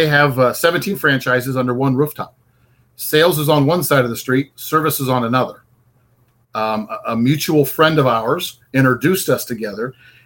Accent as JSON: {"language": "English", "region": "Iowa", "country": "United States", "tie": "born or raised there", "moved": "as an adult", "lives_now": "Fort Walton Beach, United States", "said": "I'm originally from a little town in Iowa. I'm a city boy"}